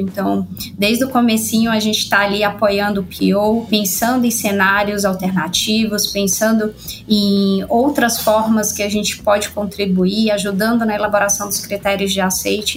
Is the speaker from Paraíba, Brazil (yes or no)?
no; Bahia, Brazil; accent: Bahian; Eu sou baiana, acho que já dá para perceber pelo sotaque.